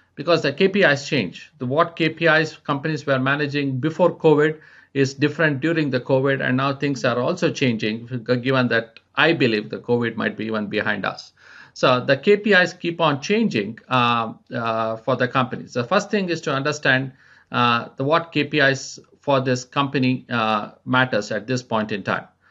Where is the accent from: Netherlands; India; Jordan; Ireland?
India; moved away as an adult; also born or lived in France / United States; now in Spain; I was born and raised in India